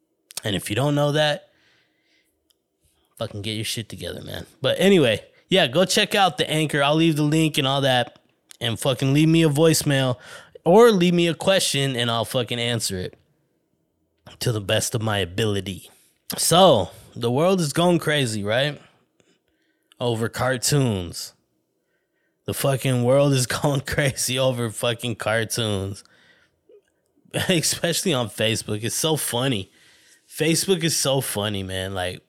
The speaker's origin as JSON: {"language": "English", "town": "New York City", "region": "New York", "country": "United States", "tie": "born there", "said": "I was born in Hell's Kitchen, New York City."}